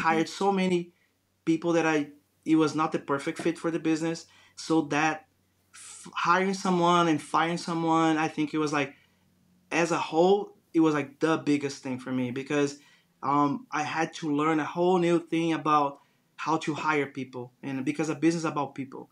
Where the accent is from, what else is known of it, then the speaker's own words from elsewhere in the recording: Brazil; English is a second language; moved away as an adult; now in United States; I grew up in Brazil watching Bugs Bunny